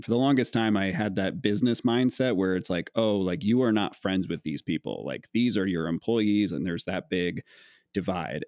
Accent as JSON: {"language": "English", "town": "Geneseo", "region": "Illinois", "country": "United States", "tie": "born or raised there", "also_born_or_lived": "Spring Valley, Illinois / Princeton, Illinois", "said": "I was born in Spring Valley, Illinois, uh, and then my family moved to Princeton, Illinois, and then to Geneseo, which is where most my family lives, which is pretty close to the Quad Cities"}